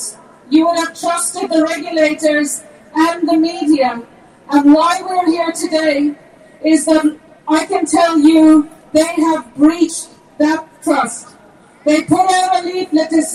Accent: Tipperary, Munster, Ireland; I'm from Tipperary. I grew up in a little farm up Tip. I'm from Ireland.

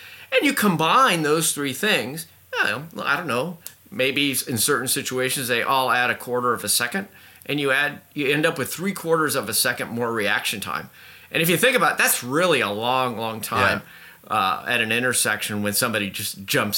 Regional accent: Indianapolis, Indiana, United States; moved away; also born or lived in Boston; I grew up in Indianapolis in the Midwest, and then I moved to Boston

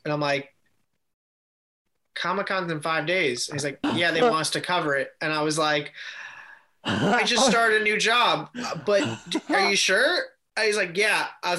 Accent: New York, United States; I grew up in New York

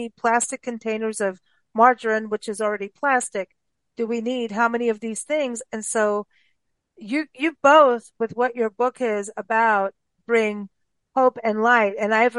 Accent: Kenya; also born or lived in South Africa; I was raised in Kenya and South Africa, and it was South Africa. I was in my more becoming an adult teenager kind of thing at that point.

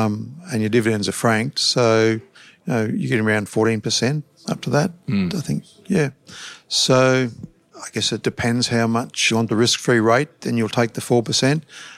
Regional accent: Queensland, Australia; also born or lived in Victoria, Australia / Dalby, Queensland; now in Brisbane, Australia; We lived in Dolby, first of all. I was born in Victoria. Then we came to Queensland, went to Dolby. Then I was probably in year seven when we came to Brisbane. Lived here most of my life.

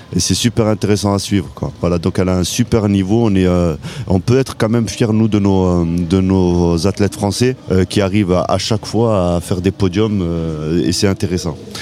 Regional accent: Montpellier, Occitania, France; chez nous à Montpellier

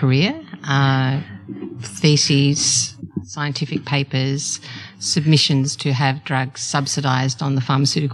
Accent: Melbourne, Victoria, Australia; also born or lived in Seattle; I'm from Melbourne. Yeah. I've lived most of my life in Melbourne

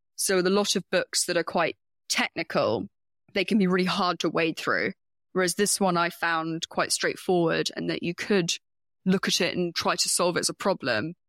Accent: United Kingdom; I'm a Brit

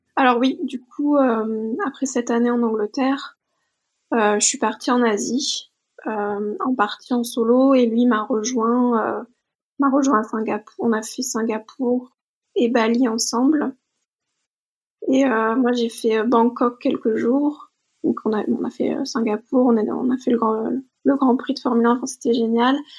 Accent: Bordeaux, Nouvelle-Aquitaine, France; je suis originaire de Bordeaux, donc je travaillais toujours là-bas

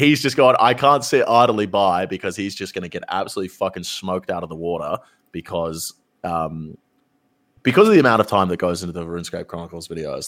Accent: Australia; us both being Australian creators

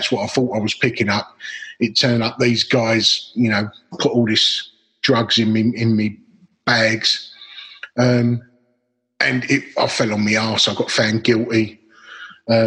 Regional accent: Dagenham, London, United Kingdom; I grew up in Dagenham, which is Essex, East London, border, one-parent family, council estate

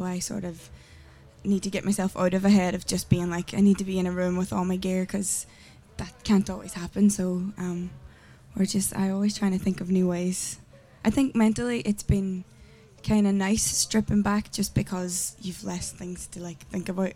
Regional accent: Derry, Northern Ireland, United Kingdom; moved away as an adult; now in Dublin, Ireland; So I'm from Derry

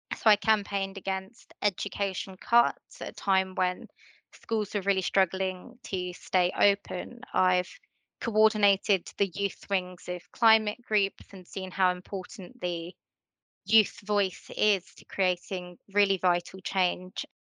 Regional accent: Letchworth, East of England, United Kingdom; Letchworth is my hometown. It's where I've grown up

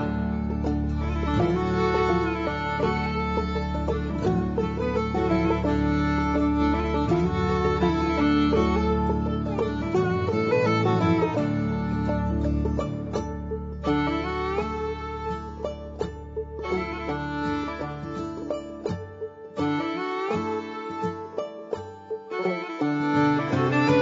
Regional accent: Manchester, North West England, United Kingdom; growing up in an Irish Catholic family in the back streets of Manchester, a big industrial city in the north of England

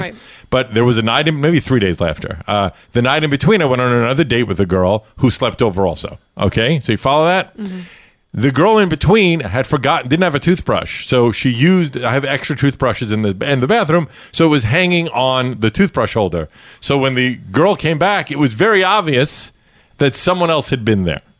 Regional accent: New York City, New York, United States; I grew up in Brooklyn, New York

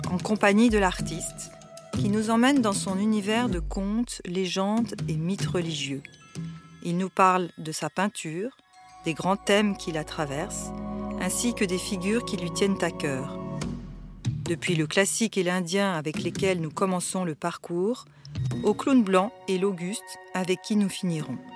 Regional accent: Bourgogne-Franche-Comté, France; autant mon enfance en Bourgogne avec un oncle un oncle alcoolique, un oncle génial, un oncle qui faisait de l'art brut

